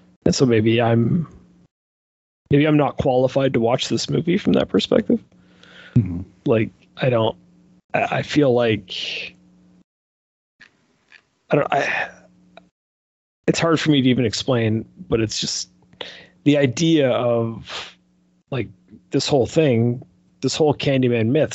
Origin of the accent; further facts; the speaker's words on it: Canada; I am Canadian